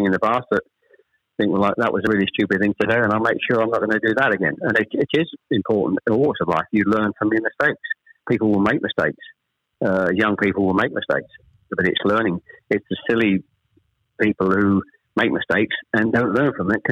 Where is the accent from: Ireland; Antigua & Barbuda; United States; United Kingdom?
United Kingdom; Chelmsford, East of England; also born or lived in Ashton-under-Lyne, Greater Manchester; I was born in Ashton under Lyne. We actually moved south to Chelmsford when I was probably, I was the eldest of three, when I was probably about 7 or 8